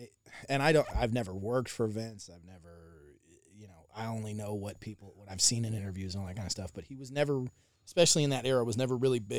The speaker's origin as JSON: {"language": "English", "region": "the South", "country": "United States", "tie": "born or raised there", "said": "so growing up in the South, I wasn't allowed to watch WWE."}